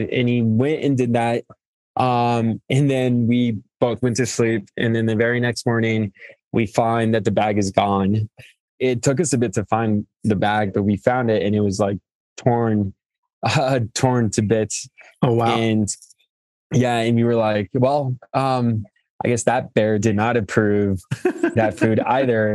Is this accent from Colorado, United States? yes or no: yes; Fort Morgan, Colorado, United States; also born or lived in Mexico / Greeley, Colorado; I'm originally from Mexico and came to the states and documented and grew up in northern Colorado, in Fort Morgan, uh, northeast plains of Colorado